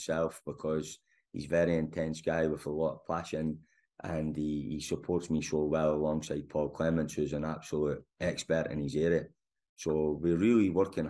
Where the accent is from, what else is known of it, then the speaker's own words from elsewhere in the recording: Scotland, United Kingdom; moved away; also born or lived in Germany; I'm Scottish in terms of DNA and my passport, but I'm not a guy that's worked in Scotland at all. So I've always been out in Germany